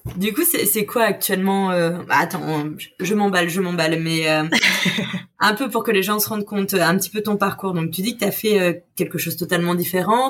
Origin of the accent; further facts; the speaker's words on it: Le Havre, Normandy, France; moved away; je suis du Havre